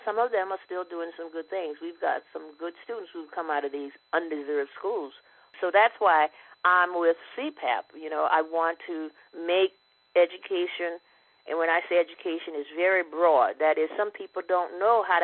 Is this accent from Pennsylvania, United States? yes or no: no; Barnwell, South Carolina, United States; Ed and I grew up together down in Barnwell, South Carolina